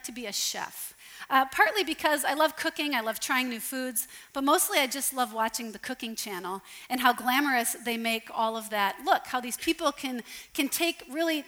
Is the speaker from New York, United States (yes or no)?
no; Sioux Falls, South Dakota, United States; now in St. Paul, United States; I live in St. Paul, and I grew up in Sioux Falls, South Dakota